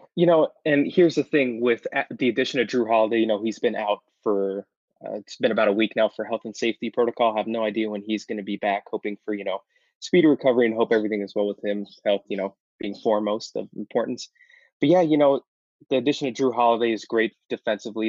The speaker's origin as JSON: {"language": "English", "town": "Los Angeles", "region": "California", "country": "United States", "tie": "born or raised there", "moved": "yes", "lives_now": "Arizona, United States", "said": "I was actually born and raised in Los Angeles"}